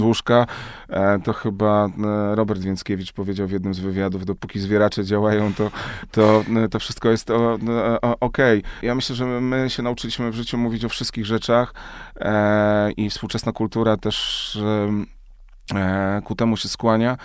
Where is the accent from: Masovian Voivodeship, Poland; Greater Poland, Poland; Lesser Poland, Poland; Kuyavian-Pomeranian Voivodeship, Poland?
Greater Poland, Poland; Krotoszyn; moved away; ja wychowałem się w małym mieście w Krotoszynie, w Wielkopolsce